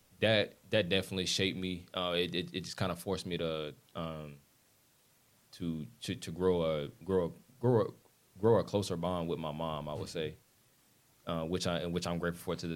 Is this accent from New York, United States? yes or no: no; South Carolina, United States; I'm from South Carolina.